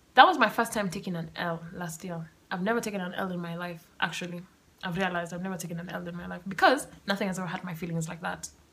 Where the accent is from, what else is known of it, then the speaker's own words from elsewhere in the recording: Kenya; being Kenyan